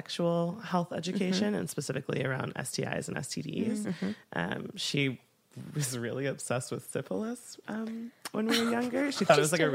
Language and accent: English; Milwaukee, Wisconsin, United States; I grew up in Milwaukee, Wisconsin